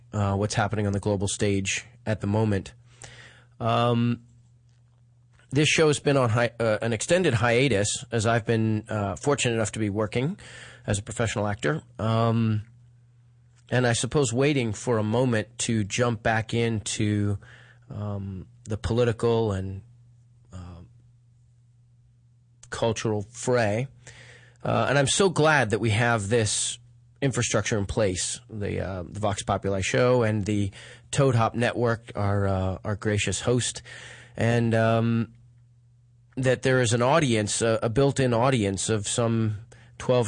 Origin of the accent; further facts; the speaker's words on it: United States; as a citizen and as an American